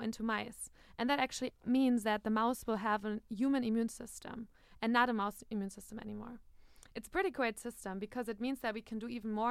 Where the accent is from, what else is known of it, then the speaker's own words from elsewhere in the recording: Germany; moved away as an adult; now in United States; I come from Germany